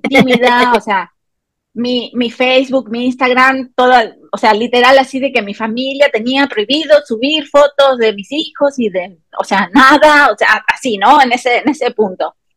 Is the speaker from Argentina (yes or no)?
yes; Argentina; moved away as an adult; now in Morelia, Mexico; Yo soy argentina de nacimiento y mexicana por adopción. Em, hace 18 años que ya